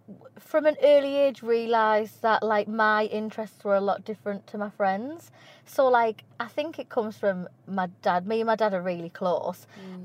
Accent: Shildon, North East England, United Kingdom; also born or lived in Bishop Auckland; So I was born in Bishop Auckland, and then we moved to Shildon from when I was, like, 1 year old until I was about 11.

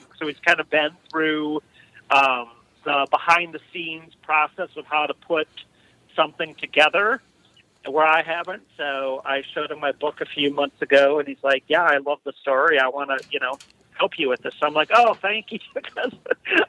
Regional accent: Faribault, Minnesota, United States; I grew up in Faribault, Minnesota

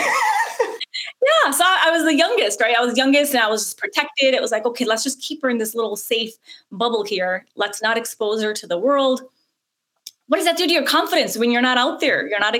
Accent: United States; English is a second language; Even though I grew up in America, I didn't speak any English

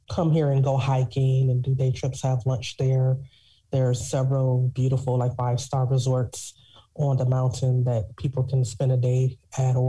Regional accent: Detroit, Michigan, United States; moved away as an adult; also born or lived in South Korea; now in Nizwa, Oman; I'm originally from Detroit, Michigan. So I'm a big city girl.

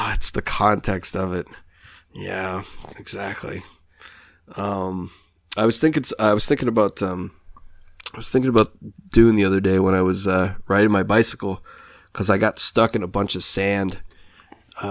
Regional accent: United States; now in Canada; I grew up in the States

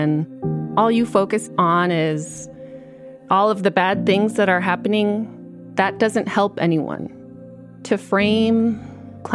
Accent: Utqiagvik, Alaska, United States; now in Fairbanks, United States; I'm Inupiaq. I'm from Utqiagvik, and I work at the University of Alaska Fairbanks

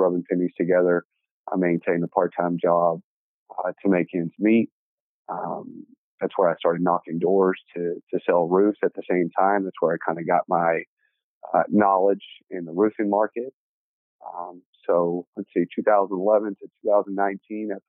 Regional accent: Dallas, Texas, United States; I was born and raised here in Dallas. Started out in Oak Cliff

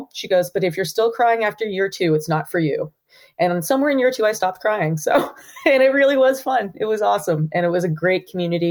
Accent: Andover, Massachusetts, United States; moved away as an adult; also born or lived in Hanover, New Hampshire; now in Maine, United States; I grew up in Andover, Massachusetts. So I grew up a suburban Boston woman

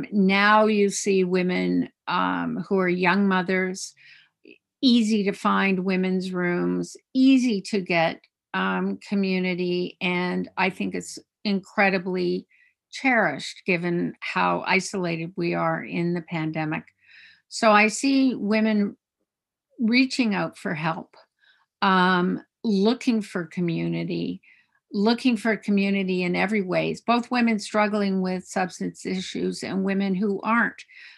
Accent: Eastern Cape, South Africa; also born or lived in Canada; I was born in Canada, and then because my father was in the mining industry and in exploration, we had the great good fortune of moving to the middle of nowhere, the Transkei in South Africa. And I went to school in Afrikaans

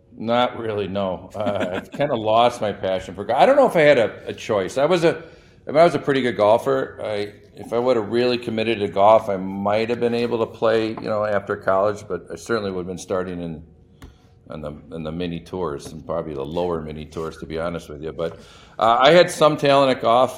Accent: Madison, Wisconsin, United States; moved away; I grew up in Madison

